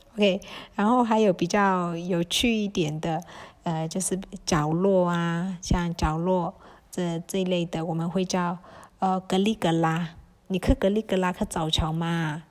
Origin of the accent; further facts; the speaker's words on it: Kokang, Shan State, Myanmar; accent: Kokang dialect; 在果敢我们会在聊天